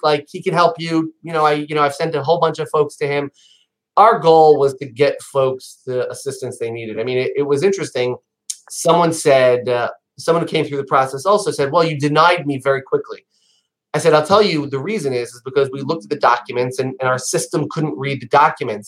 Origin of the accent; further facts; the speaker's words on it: New York, United States; I'm a New Yorker.